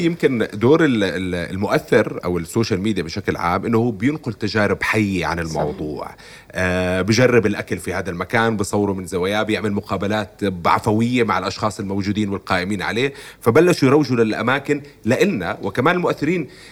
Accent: Jordan; طبيعتنا كاردنيين

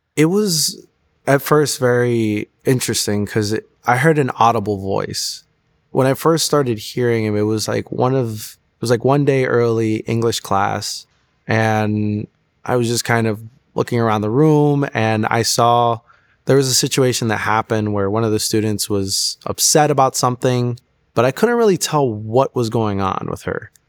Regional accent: Florida, United States; also born or lived in Chicago; I was born in Chicago, but I was actually raised since I was, like, four down in Florida. So, Florida was really all I knew

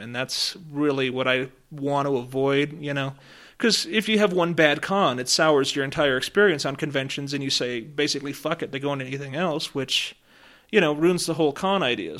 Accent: Woodland Park, Colorado, United States; I grew up in Woodland Park

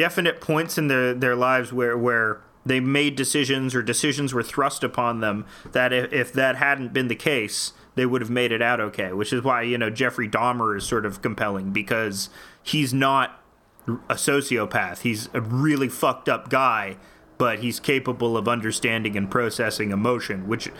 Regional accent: Canada; I'm Canadian

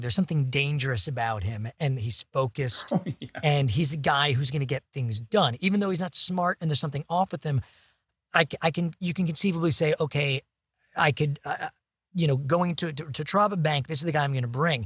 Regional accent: New York City, New York, United States; being a New Yorker

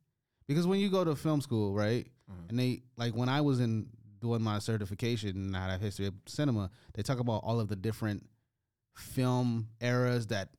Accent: United States; I am the ace, the A, the American over here.

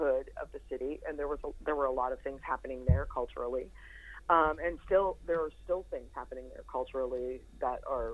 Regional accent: Indiana County, Pennsylvania, United States; moved away as an adult; also born or lived in Johnstown, Pennsylvania / Homer City, Pennsylvania / Pittsburgh, Pennsylvania; I'm originally from Indiana County, you know, coal miner's daughter, and had moved to Pittsburgh right out of high school

